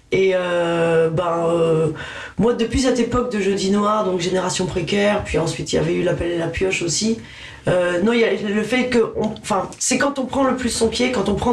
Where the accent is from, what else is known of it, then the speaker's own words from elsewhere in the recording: Toulouse, Occitania, France; moved away as an adult; also born or lived in Dijon / Paris region; now in Paris, France; il y a marqué euh, Dijon sur ma fiche Wikipédia, mais j'y suis restée six mois. Je suis plus toulousaine que ah, Vous êtes toulousaine Oui j'ai grandi à Toulouse.